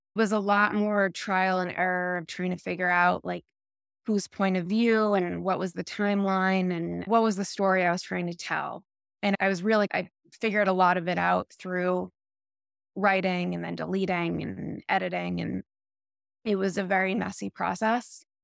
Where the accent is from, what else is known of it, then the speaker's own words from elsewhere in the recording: Lexington, Massachusetts, United States; Lexington, Massachusetts.